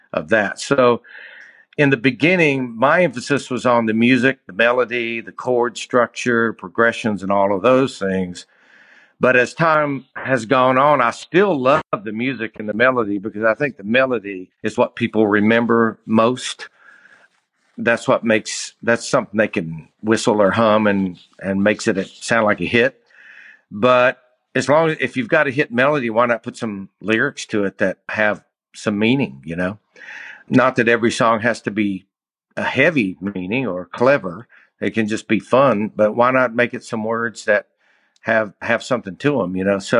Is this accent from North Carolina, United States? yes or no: no; Bristol, Tennessee, United States; I'm from Bristol, Tennessee, East Tennessee. Actually, I grew up in Bristol and outside of, like, kind of out in the county, a little bit, about 8 miles south of Bristol.